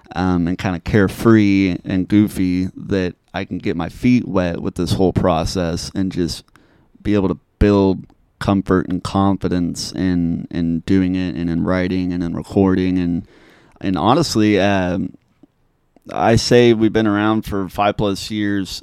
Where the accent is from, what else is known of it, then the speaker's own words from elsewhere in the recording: Topeka, Kansas, United States; also born or lived in Manhattan, Kansas; now in Junction City, United States; I grew up, born and raised in Topeka